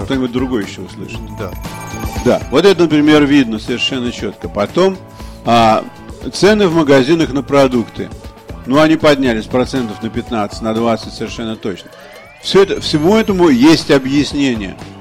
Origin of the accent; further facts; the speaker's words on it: Russia; я русский писатель